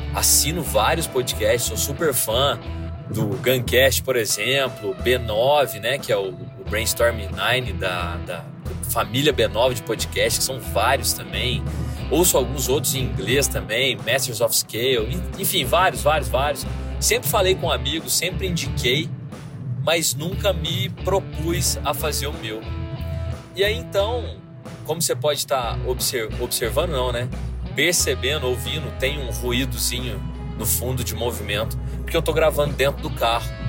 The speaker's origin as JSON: {"language": "Portuguese", "town": "Varginha", "region": "Minas Gerais", "country": "Brazil", "said": "eu sou de Varginha, né? Sou de Minas"}